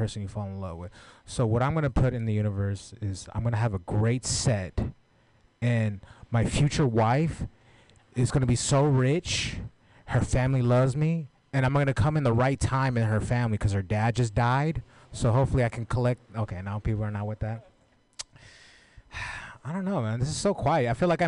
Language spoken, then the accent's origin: English; San Francisco, California, United States; I'm born and raised in Frisco